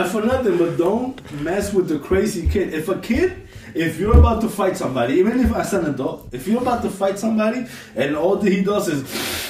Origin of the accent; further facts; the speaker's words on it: Peru; born there; It's the same thing in Peru. You know, I was born in Peru.